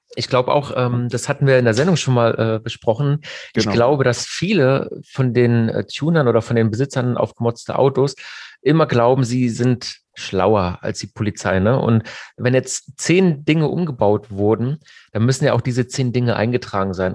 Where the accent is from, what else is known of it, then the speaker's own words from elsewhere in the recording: Mannheim, Baden-Württemberg, Germany; bei uns in Mannheim